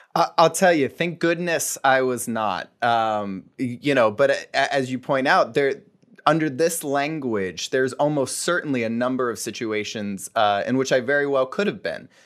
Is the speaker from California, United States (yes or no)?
no; Fort Myers, Florida, United States; I was born and raised in Fort Myers, Florida.